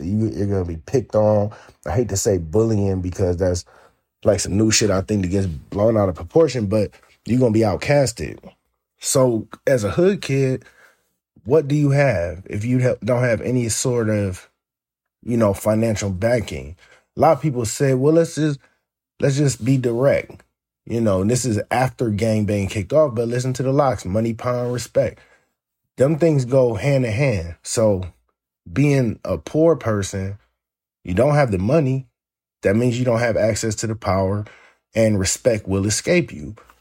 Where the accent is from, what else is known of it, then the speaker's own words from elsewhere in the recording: Northeast Ohio, United States; moved away; I'm from Ohio, Northeast Ohio, to be specific